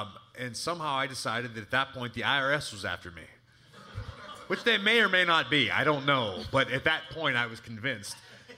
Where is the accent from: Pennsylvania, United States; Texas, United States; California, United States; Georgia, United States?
Pennsylvania, United States; Pittsburgh; now in near New York, United States; I grew up in Pittsburgh where we had taxis. We didn't have like a public transportation system, so it's still all kind of new to me. I live kind of near New York